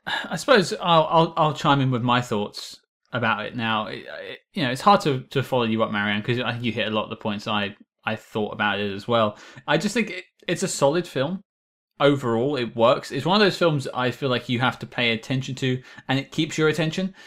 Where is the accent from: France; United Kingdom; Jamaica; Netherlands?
United Kingdom; I'm British.